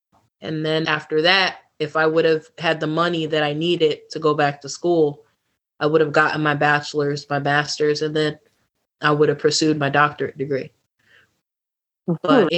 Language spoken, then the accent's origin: English; New York, United States; moved away as an adult; also born or lived in Solana Beach, California / Murrieta, California; they knew I was from New York